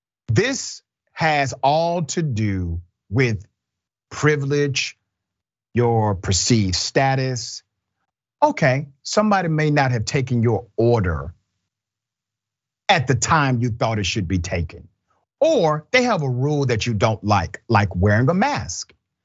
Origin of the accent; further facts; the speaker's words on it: California, United States; I grew up in the Bay Area and there's a lot of racism there